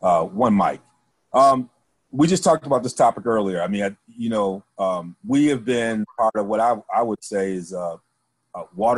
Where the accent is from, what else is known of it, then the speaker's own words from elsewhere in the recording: Midwest, United States; I was from the Midwest.